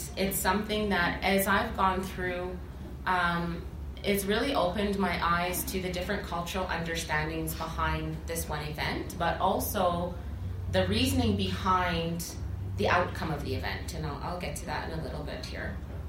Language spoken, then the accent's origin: English; Kainai Nation, Alberta, Canada; I'm from the Kainai Nation. I'm part of the Many Children's Clan.